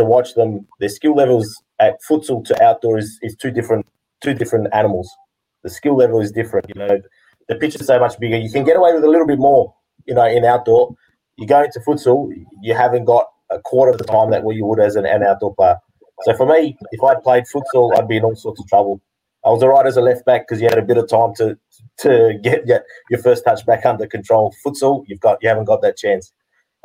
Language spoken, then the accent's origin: English; Western Australia, Australia; I was born in Australia, first generation Greek, born over here.